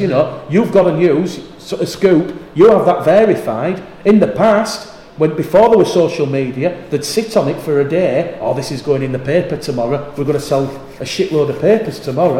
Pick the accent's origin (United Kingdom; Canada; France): United Kingdom; Yorkshire and the Humber; I'm a Yorkshireman